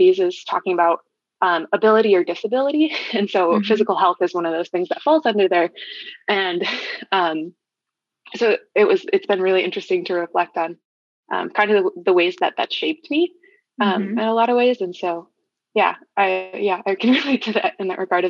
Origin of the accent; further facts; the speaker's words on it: Flint, Michigan, United States; also born or lived in Ann Arbor, Michigan; I moved from the Ann Arbor area up towards the Flint area when I was around 10